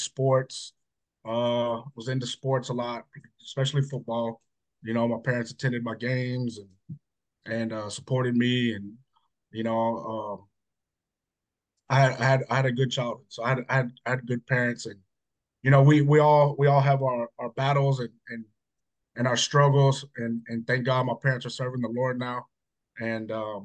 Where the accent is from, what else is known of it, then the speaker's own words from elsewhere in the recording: Hutto, Texas, United States; also born or lived in Georgetown, Texas; I'm from Hutto. Small town Hutto, not so small town. Grew up there, born and raised